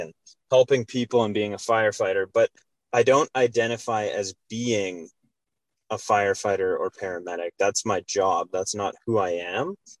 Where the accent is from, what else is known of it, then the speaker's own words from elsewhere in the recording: Calgary, Alberta, Canada; moved away as an adult; now in Lethbridge, Canada; I'm originally from Calgary, born and raised, and uh, moved to Lethbridge to work as a firefighter paramedic.